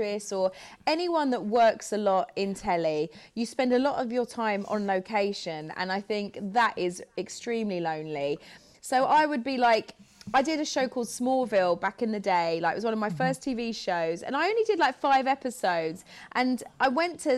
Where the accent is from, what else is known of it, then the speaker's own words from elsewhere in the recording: United Kingdom; also born or lived in Los Angeles; I'm such a British girl